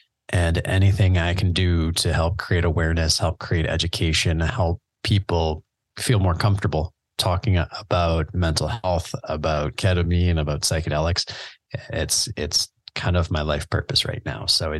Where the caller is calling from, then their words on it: Canada; I mean, I'm in Canada. Yeah. I'm recording from Canada right now.